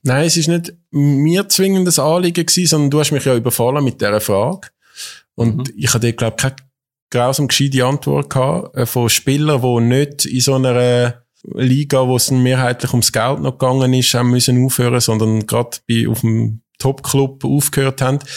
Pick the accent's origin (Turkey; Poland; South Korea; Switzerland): Switzerland; Zurich; als Zürcher